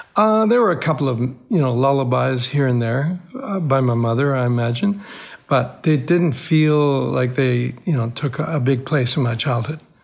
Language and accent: English; Cairo, Cairo Governorate, Egypt; moved away; my boyhood growing up in Cairo, Egypt, I was born into an Armenian family